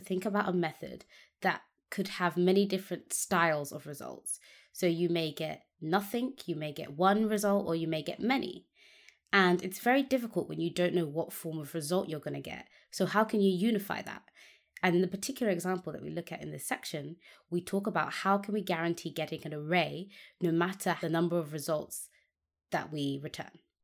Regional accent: United Kingdom; as a British person

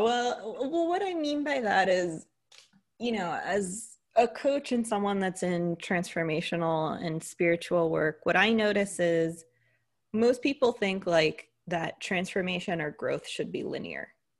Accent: United States; accent: American; if you couldn't tell from the accent, I'm an American, so a Greek American

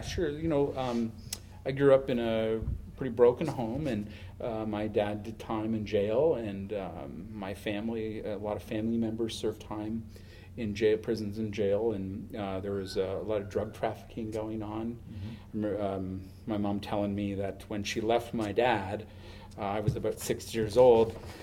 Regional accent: Huntsville, Ontario, Canada; I grew up in the hill country of Huntsville and Muskoka

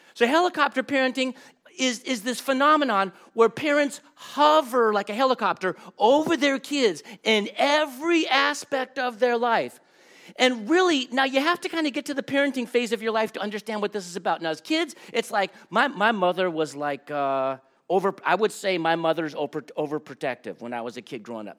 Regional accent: Los Angeles, California, United States; I grew up in Los Angeles

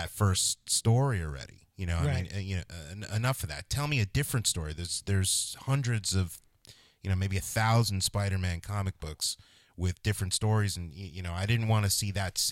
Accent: New Jersey, United States; moved away as an adult; also born or lived in New York City; Born in New York City. Grew up in New Jersey.

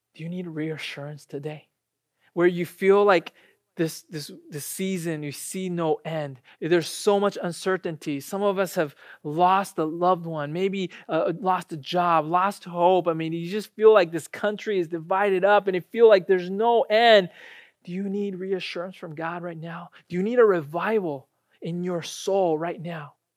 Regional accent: United States; also born or lived in Japan; I graduated from college here, I grew up here and then went back to Japan after college

